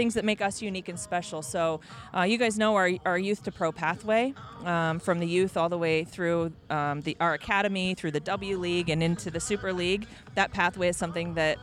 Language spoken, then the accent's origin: English; Tucson, Arizona, United States; growing up in Tucson